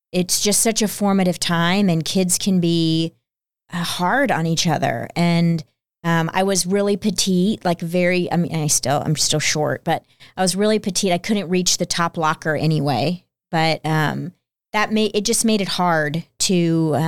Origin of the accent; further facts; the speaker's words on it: Texas, United States; growing up in Texas, my dad told me, you need to know how to speak Spanish